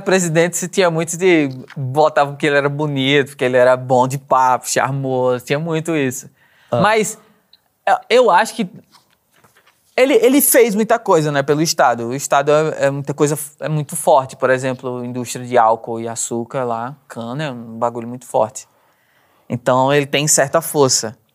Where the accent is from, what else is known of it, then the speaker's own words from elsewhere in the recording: Maceió, Alagoas, Brazil; accent: Maceió; also born or lived in Garanhuns, Pernambuco; eu nasci numa cidade de Pernambuco, chama Garanhuns. Mas vivi minha vida inteira em Maceió.